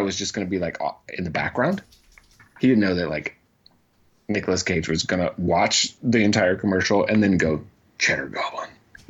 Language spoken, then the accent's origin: English; Georgia, United States; This is how you know I'm from Georgia.